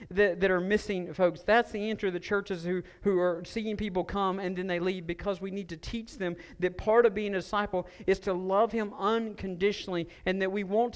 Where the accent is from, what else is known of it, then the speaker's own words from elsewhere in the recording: Stokes County, North Carolina, United States; I grew up in Stokes County, and all of us rode in pickup trucks